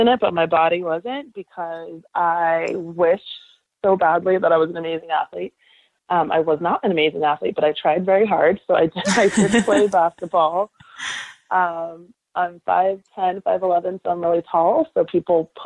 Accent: California, United States; I'm from California. I'm a California girl through and through. And growing up, I fell in love with sports by watching the Lakers

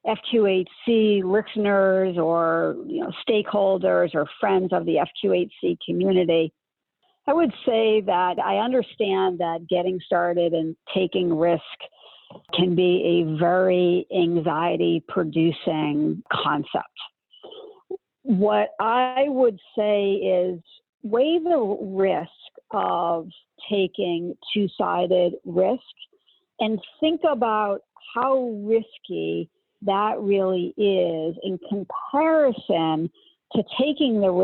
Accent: Northeast, United States; I'm from the Northeast

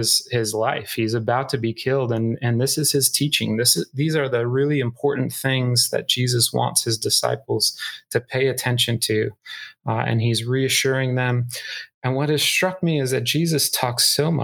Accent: Northern Iowa, United States; moved away; I grew up in Northern Iowa

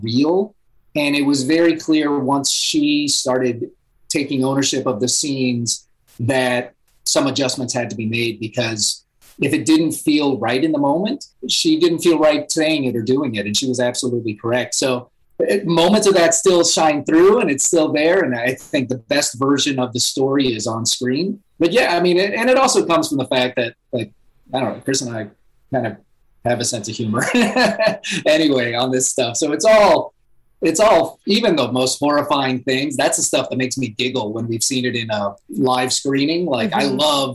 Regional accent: Puerto Rico; I was born in Puerto Rico.

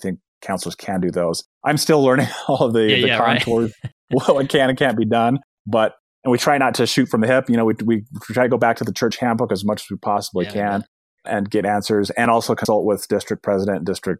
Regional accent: Bountiful, Utah, United States; I just remember as a kid growing up in Bountiful, Utah, right? It's the bedroom community of Salt Lake City.

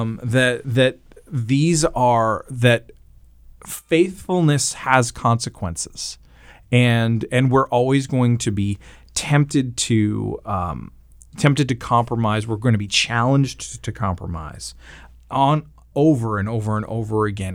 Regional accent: Canada; I am Canadian

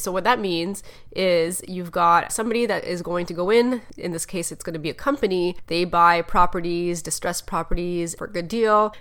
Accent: Canada; I'm from Canada

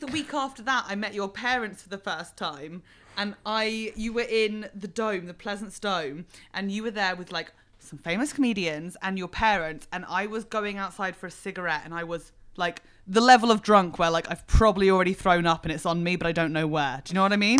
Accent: Fleet, South East England, United Kingdom; moved away as an adult; also born or lived in Berlin; I was brought up in Fleet, which is a service station on the M three.

